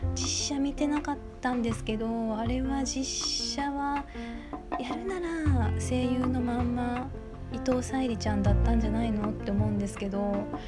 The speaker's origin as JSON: {"language": "Japanese", "town": "Kobe", "region": "Hyogo", "country": "Japan", "tie": "born or raised there", "said": "私あの神戸っ子なんですけど"}